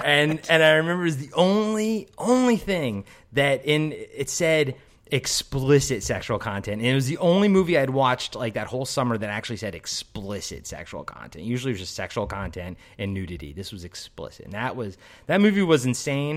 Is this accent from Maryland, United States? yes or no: yes; Maryland, United States; I'm from Maryland, the East Coast